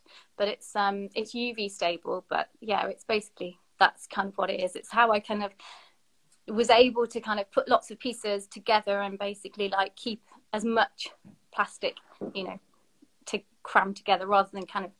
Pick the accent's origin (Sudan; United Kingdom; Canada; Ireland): United Kingdom; Sheffield, Yorkshire and the Humber; moved away as an adult; now in Bristol, United Kingdom; I'm from Sheffield